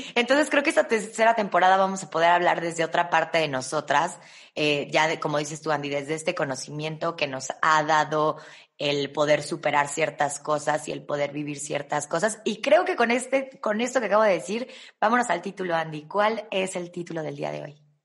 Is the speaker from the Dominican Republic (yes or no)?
no; Mexico; los mexicanos